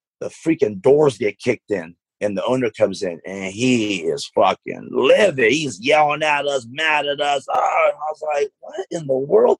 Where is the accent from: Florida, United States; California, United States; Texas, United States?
California, United States; Stockton; growing up in Stockton, I played in a lot of Mexican leagues